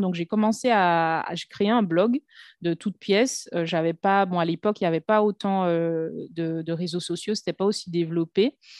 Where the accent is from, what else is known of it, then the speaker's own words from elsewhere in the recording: Martinique; moved away as an adult; also born or lived in Lille / Paris / Brazil; now in Saint Lucia; je suis née, j'ai grandi en Martinique